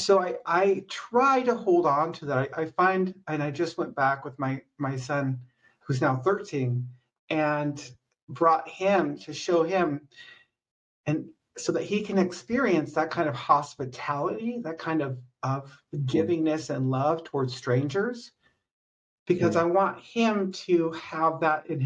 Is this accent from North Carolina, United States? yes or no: no; San Luis Obispo County, California, United States; I'm from San Luis Obispo County originally